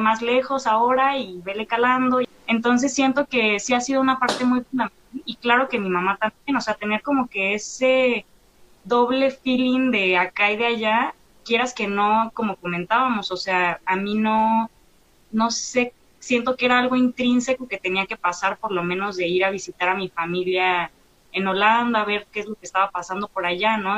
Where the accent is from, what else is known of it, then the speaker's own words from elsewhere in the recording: Mexico; soy mitad holandesa y mitad mexicana, ¿no? Entonces... Mm papá llegó a México por desde del destino de la vida y ya nunca se fue de aquí